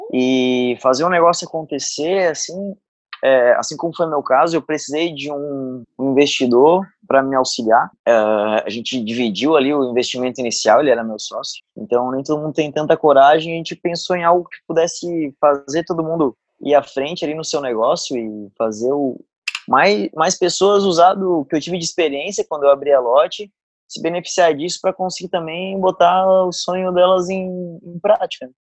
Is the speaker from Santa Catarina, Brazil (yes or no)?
yes; Araranguá, Santa Catarina, Brazil; moved away; also born or lived in Florianópolis; Nasci em Arananguá, subestado aqui de Santa Catarina